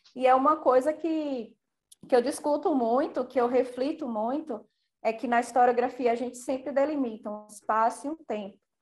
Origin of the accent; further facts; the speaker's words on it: Bahia, Brazil; eu sou baiana e eu queria entender essa ancestralidade